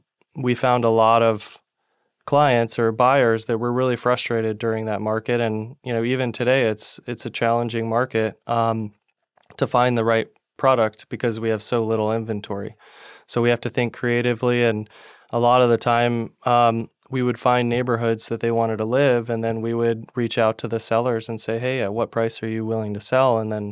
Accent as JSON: {"language": "English", "town": "Palm Harbor", "region": "Florida", "country": "United States", "tie": "born or raised there", "said": "when Tad, your son, and I mm-hmm. were growing up in Palm Harbor. It was a more of a sleepy town and not many people mm-hmm. knew about the Tampa Bay."}